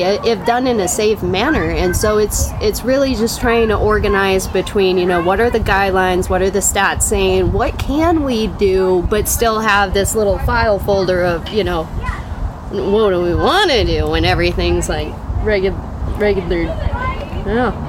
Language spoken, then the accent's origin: English; Spokane, Washington, United States; I grew up around Audubon area